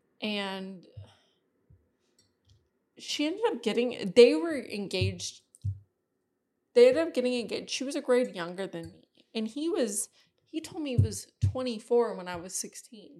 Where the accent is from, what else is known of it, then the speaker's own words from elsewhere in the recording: California, United States; now in Ohio, United States; I grew up in California.